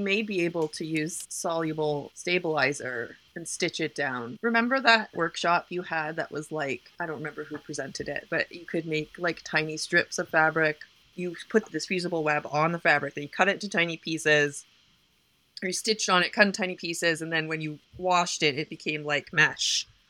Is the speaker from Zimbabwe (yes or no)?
no; Canada; moved away; I'm just Canadian